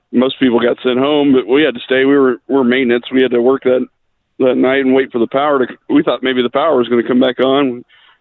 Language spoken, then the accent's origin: English; Mayfield, Kentucky, United States; I'm from Mayfield, Kentucky. I was here when the tornado hit